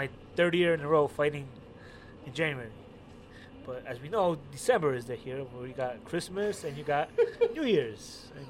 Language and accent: English; New York City, New York, United States; I grew up in Greenpoint